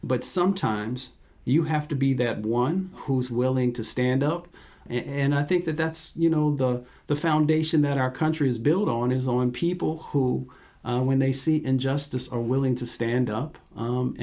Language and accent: English; West Virginia, United States; moved away; I'm from West Virginia, and very proud of that, and the great sort of values and experiences that come with being a country boy, growing up, you know, running up and down the hills